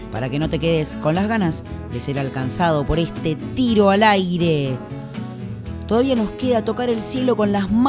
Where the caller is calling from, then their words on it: Lanús, Buenos Aires Province, Argentina; Hola, tiro al aire.